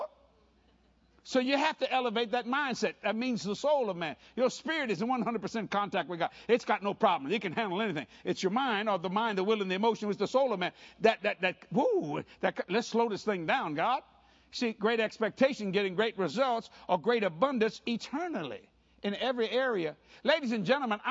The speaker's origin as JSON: {"language": "English", "area": "Cajun", "region": "Louisiana", "country": "United States", "said": "I'm a Cajun boy"}